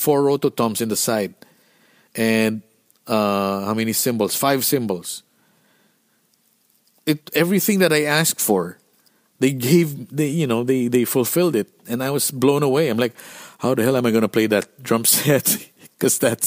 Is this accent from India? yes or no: no; Philippines; Being Filipino, you don't know how to dress cold